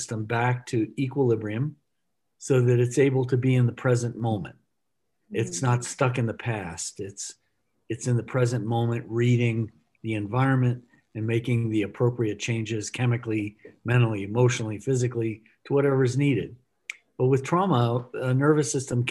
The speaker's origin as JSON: {"language": "English", "region": "Texas", "country": "United States", "tie": "born or raised there", "said": "as a kid, I grew up in Texas at an early age"}